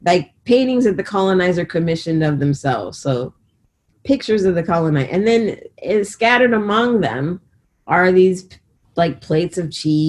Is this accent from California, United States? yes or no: yes; California, United States; growing up in California